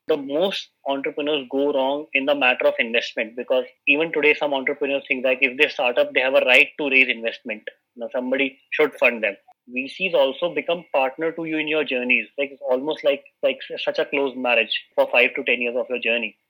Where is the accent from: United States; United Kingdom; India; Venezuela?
India; Uttar Pradesh; moved away as an adult; now in Delhi, India; I am also from Uttar Pradesh. I migrated to Delhi for my entrepreneurial journey